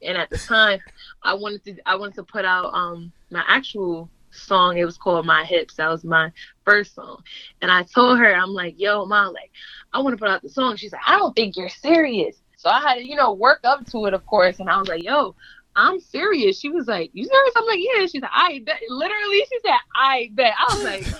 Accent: Sullivan County, New York, United States; also born or lived in Middletown, New York; I've lived in Sullivan County my whole life.

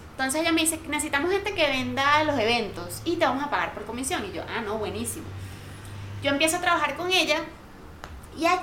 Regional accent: Venezuela; moved away as an adult; now in Colombia; yo salí con el mindset de Venezuela

